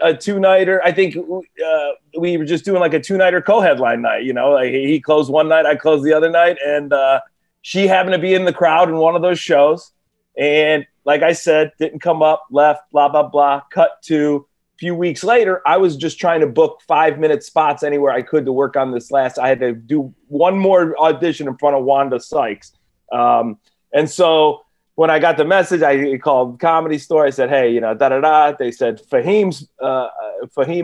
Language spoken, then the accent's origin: English; Cleveland, Ohio, United States; now in California, United States; I'm from Cleveland